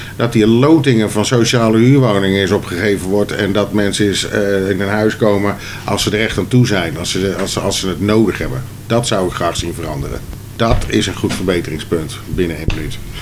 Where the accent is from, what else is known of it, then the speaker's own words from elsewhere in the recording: Soesterberg, Utrecht, Netherlands; ben geboren en getogen in Soesterberg